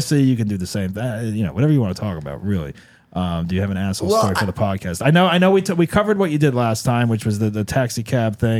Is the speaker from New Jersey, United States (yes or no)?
yes; New Jersey, United States; I'm from Jersey.